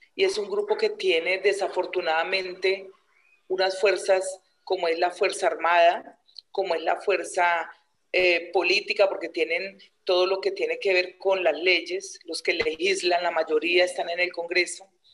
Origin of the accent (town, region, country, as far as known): Neiva, Huila, Colombia; born or raised there; also born or lived in Garzón, Huila